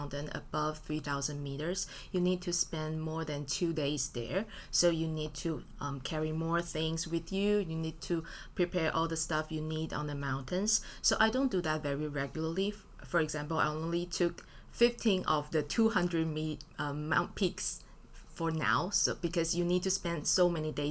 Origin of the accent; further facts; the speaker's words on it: Taipei, Taiwan; I'm from Taipei. I'm born and raised in Taiwan.